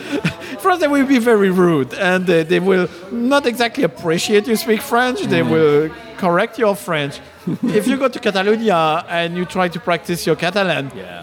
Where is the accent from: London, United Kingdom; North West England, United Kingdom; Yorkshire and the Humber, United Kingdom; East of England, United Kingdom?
London, United Kingdom; I'm a Londoner.